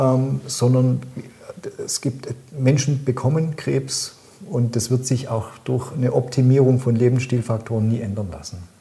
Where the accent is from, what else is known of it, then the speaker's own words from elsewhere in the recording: Swabia, Germany; accent: Swabian; ich bin ja Schwabe, wie man mir un, äh, gut, gut anmerkt